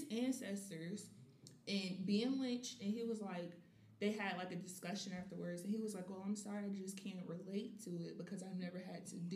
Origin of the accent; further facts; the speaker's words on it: the South, United States; I started to realize the, about the N word, especially growing up in the South.